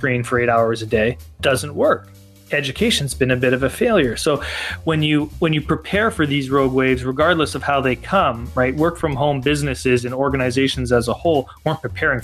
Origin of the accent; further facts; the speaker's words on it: Canada; I grew up playing hockey in Canada